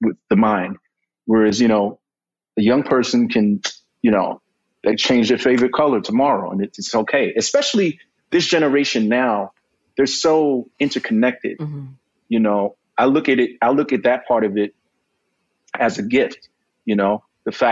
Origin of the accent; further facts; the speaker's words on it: New York, United States; I was born and raised here.